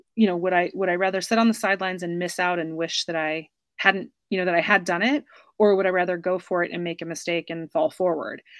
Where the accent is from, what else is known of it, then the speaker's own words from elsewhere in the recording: United States; accent: American; moved away; my American accent